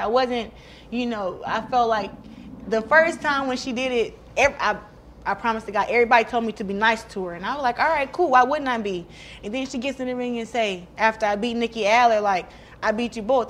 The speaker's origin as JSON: {"language": "English", "town": "Flint", "region": "Michigan", "country": "United States", "tie": "born or raised there", "said": "it'll be big for Flint too, for my hometown."}